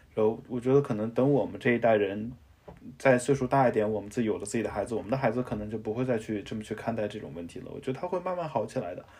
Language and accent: Chinese; Xinjiang, China; moved away; 我从小在新疆长大